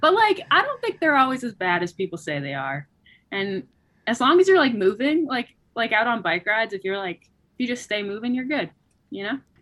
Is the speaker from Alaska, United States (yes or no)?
yes; Anchorage, Alaska, United States; also born or lived in Bellingham, Washington; I, I was born there and grew up